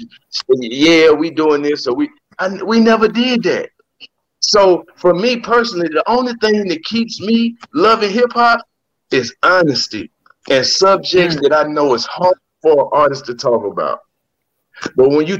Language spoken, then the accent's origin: English; the South, United States; I'm from the South